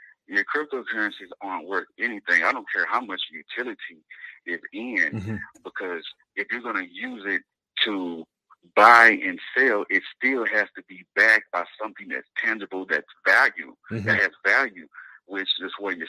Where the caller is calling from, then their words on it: Texas, United States; Colleen, Texas.